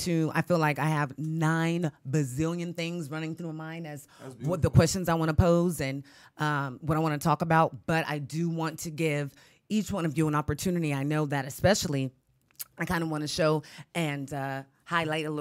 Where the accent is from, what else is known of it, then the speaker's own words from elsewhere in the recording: Sacramento, California, United States; I grew up out here